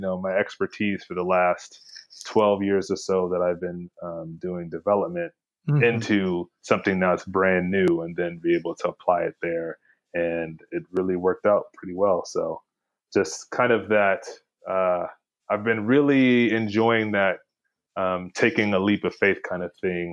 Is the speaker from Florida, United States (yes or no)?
no; Houston, Texas, United States; I'm from Houston, Texas, originally